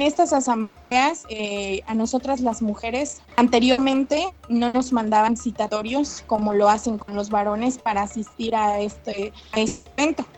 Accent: Villa Alta, Oaxaca, Mexico; soy del municipio de San Alfonso Villalta

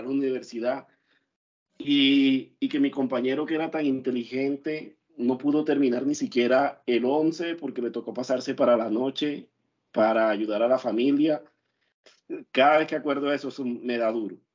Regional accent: Valledupar, Cesar, Colombia; moved away as an adult; now in Medellín, Colombia; yo salí de Valledupar, salí a Medellín, estoy trabajando acá

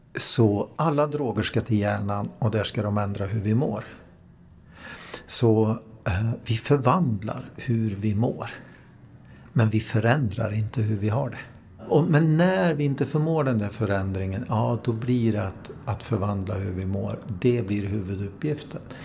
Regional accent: Värmland, Sweden; moved away; Jag är från Värmland från början

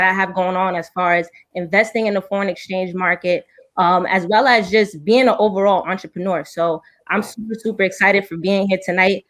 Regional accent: New York City, New York, United States; I'm actually from the Bronx, New York. I'm 26 years old.

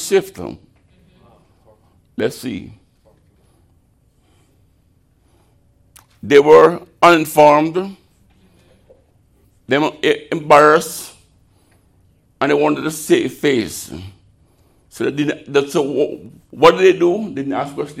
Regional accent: Jamaica; moved away; I'm Jamaican

